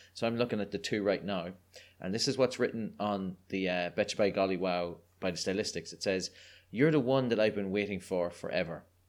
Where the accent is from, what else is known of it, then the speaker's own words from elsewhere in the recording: Ireland; accent: Irish; I'm a delightful Irish person, which means that I was growing up in Catholic repressed Ireland